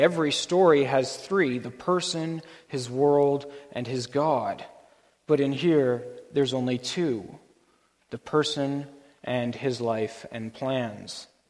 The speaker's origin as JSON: {"language": "English", "country": "Canada", "said": "our Canadian culture"}